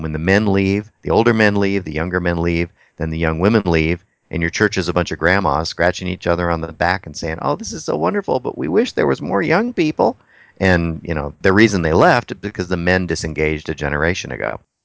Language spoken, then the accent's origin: English; Texas, United States; now in Anchorage, United States; I'm from Texas, and I love the Mexican food